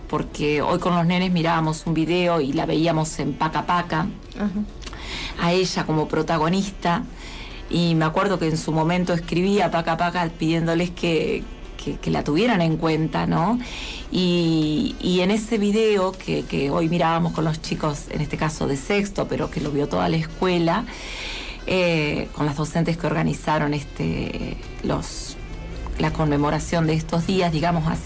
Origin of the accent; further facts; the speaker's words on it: Argentina; faltaría dar ese gran paso que todavía como argentinos eh, nos faltaría